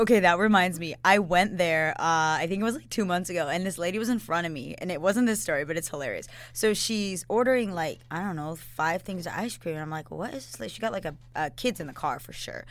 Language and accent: English; Atlanta, Georgia, United States; now in Fort Myers, United States; I'm from Atlanta